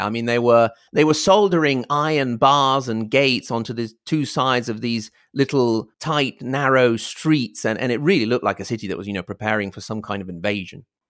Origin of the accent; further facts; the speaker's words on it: Italy; also born or lived in Reggio Emilia, Italy / Virginia, United States; for us Italians